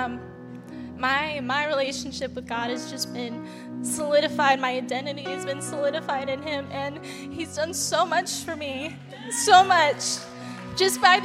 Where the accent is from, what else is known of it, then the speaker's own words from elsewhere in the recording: San Diego, California, United States; moved away as an adult; I'm actually from San Diego. I moved here about a year and a half ago now